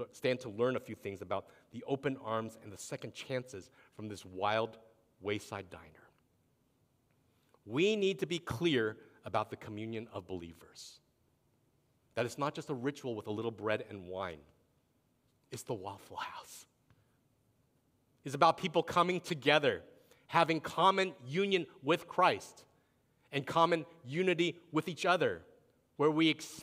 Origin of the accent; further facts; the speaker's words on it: East Coast, United States; moved away; I grew up on the East Coast when I was younger